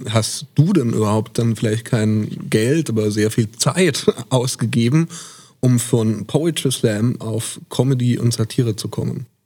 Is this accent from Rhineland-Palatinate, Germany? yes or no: no; Itzehoe, Schleswig-Holstein, Germany; also born or lived in Preetz; 35 in Preetz geboren. Ja. Aufgewachsen. Nee, aufgewachsen in Itzehoe.